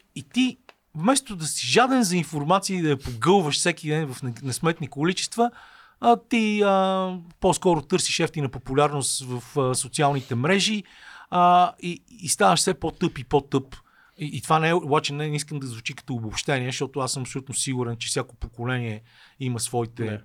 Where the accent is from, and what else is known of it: Bulgaria